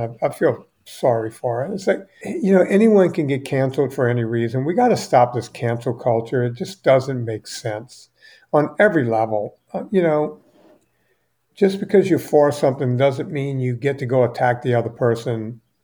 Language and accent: English; United States; I'm an American